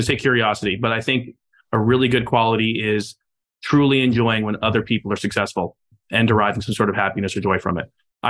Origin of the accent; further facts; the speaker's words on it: Miami, Florida, United States; here in Miami, that's my hometown